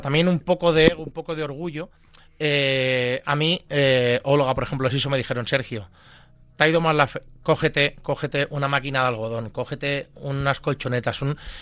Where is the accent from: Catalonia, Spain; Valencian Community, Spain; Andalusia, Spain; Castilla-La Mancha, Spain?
Catalonia, Spain; Manresa; moved away as an adult; now in Madrid, Spain; Yo soy nacido de Manresa, en Barcelona.